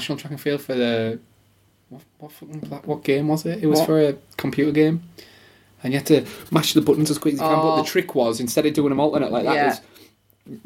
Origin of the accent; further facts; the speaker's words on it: United Kingdom; We're British.